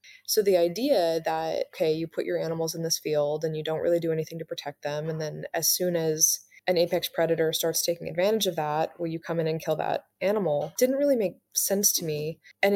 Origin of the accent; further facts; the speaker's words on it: Mendocino coast, California, United States; growing up in California on the Mendocino coast